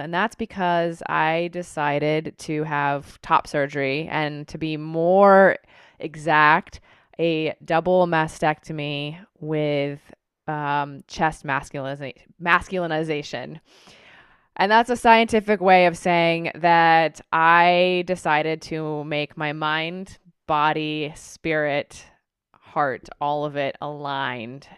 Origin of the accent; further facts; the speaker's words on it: Tucson, Arizona, United States; I grew up in Tucson, Arizona